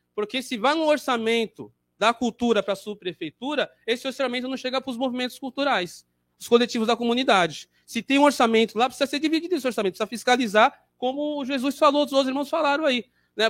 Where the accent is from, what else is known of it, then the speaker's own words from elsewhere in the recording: São Paulo, Brazil; sou da região do Jabaquara